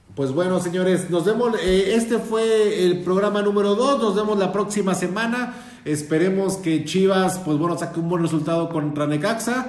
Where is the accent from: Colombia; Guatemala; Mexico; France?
Mexico; Mexico City; yo vivía, yo soy de la Ciudad de México, la capital del mundo